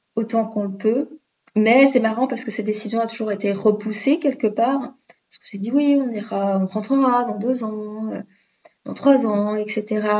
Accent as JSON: {"language": "French", "country": "France", "also_born_or_lived": "Melbourne, Australia / Tasmania, Australia", "moved": "as an adult", "said": "j'ai quitté l'Australie et comment ça se passe pour moi le retour en France"}